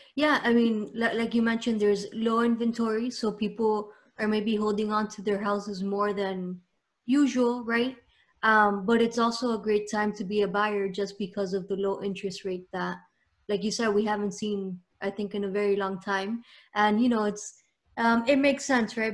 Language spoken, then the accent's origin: English; Miami, Florida, United States; myself, I was born here